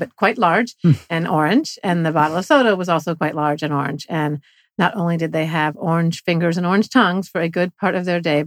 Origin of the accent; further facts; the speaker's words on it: Florida, United States; now in New York, United States; I was raised in Florida